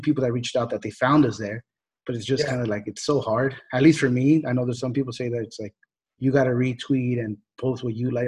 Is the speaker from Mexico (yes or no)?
yes; Jalisco, Mexico; I'm from Jalisco